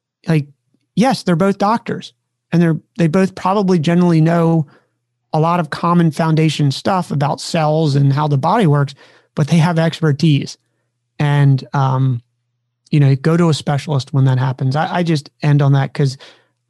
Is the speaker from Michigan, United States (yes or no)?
no; Maryland, United States; now in California, United States; a kid growing up on the East Coast of the United States of America, who was a Maryland kid